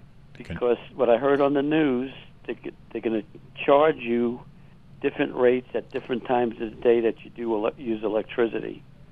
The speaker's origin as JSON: {"language": "English", "region": "New York", "country": "United States", "moved": "as an adult", "said": "I'm from New York, but I've lived here for 50 years."}